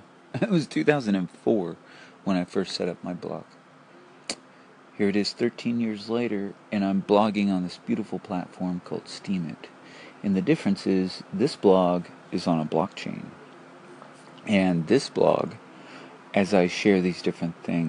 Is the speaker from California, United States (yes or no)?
yes; Porterville, California, United States; Tommy and I grew up with my grandfather, Clyde Westmoreland, who had Clyde's Auto Body in Porterville, California